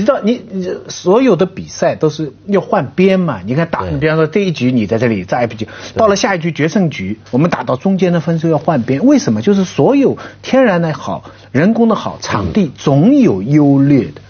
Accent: Shanghai, China; moved away; 我以前小时候在上海

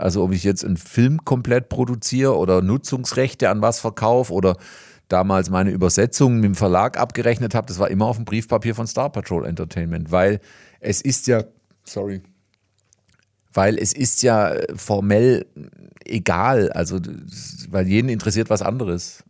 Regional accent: Reutlingen, Baden-Württemberg, Germany; accent: Swabian; hier in Reutlingen

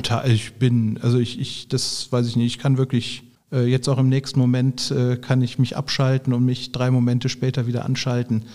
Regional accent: Bergisches Land, North Rhine-Westphalia, Germany; accent: Rheinländer; moved away as an adult; also born or lived in Münster; now in Düsseldorf, Germany; ich bin im Bergischen groß geworden

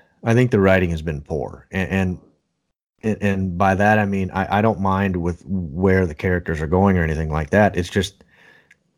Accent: Minnesota, United States; I'm still stuck in the north with one little boy

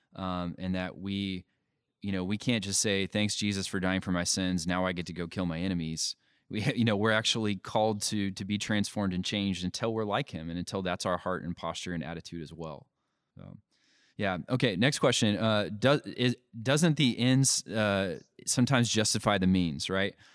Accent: United States; we have certain rights as Americans

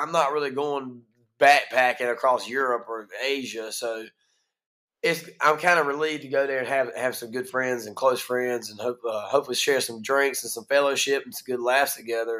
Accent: Greene County, North Carolina, United States; accent: Eastern North Carolina; also born or lived in Kinston, North Carolina; I was born right here in Kinston, raised in Greene County

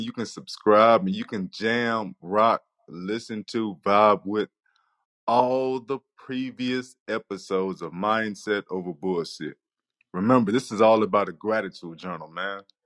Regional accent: Nacogdoches, Texas, United States; also born or lived in Earle, Arkansas / Rusk, Texas; I'm in fourth grade, and I have just moved from a small town to Nacogdoches, Texas. I'm coming from Earl, Arkansas, to Rusk, Texas

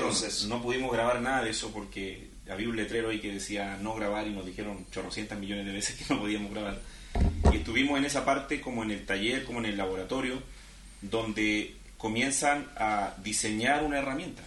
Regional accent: Chile; en mi caso, que vengo desde Chile

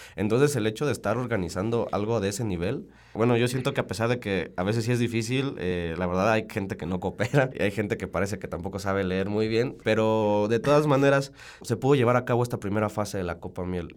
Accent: Salamanca, Guanajuato, Mexico; Yo soy de Salamanca

